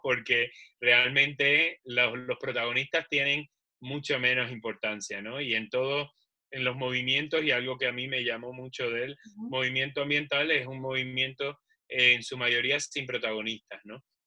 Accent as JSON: {"language": "Spanish", "country": "Puerto Rico", "said": "yo soy de Puerto Rico"}